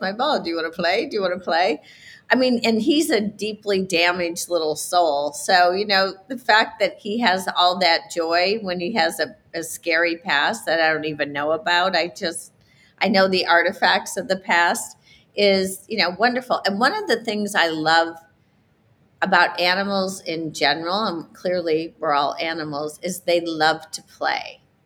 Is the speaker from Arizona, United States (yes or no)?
no; South Bend, Indiana, United States; I grew up in South Bend, Indiana